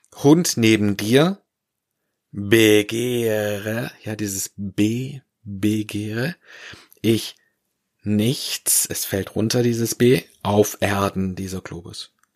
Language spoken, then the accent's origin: German; Swabia, Germany; Ich komme ja aus dem Schwabenland